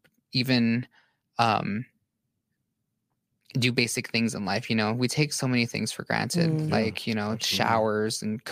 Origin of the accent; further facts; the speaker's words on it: Utah, United States; also born or lived in Arizona; I grew up on the Navajo reservation. Mm-hmm. And here in Utah, right? Yes, here in Utah.